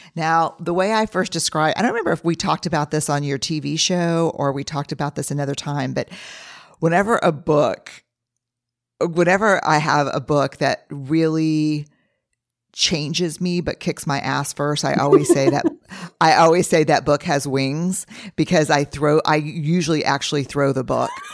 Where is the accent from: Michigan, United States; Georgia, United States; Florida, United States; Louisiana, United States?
Louisiana, United States; New Orleans; growing up in New Orleans